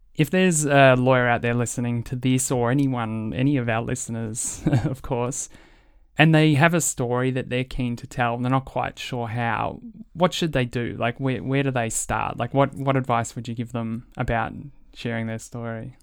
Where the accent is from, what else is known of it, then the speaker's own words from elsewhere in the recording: Australia; as an Australian public